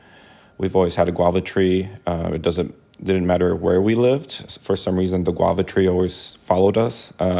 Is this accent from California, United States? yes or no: yes; Los Angeles, California, United States; I'm a native Angeleno. My mom is from Mexico, and my dad's from Argentina.